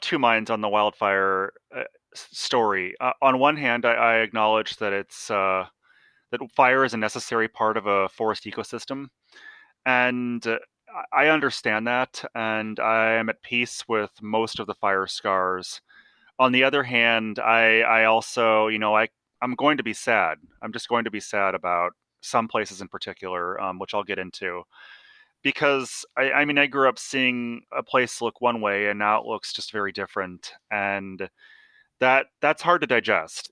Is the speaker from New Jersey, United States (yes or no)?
no; Salem, Oregon, United States; I grew up in Salem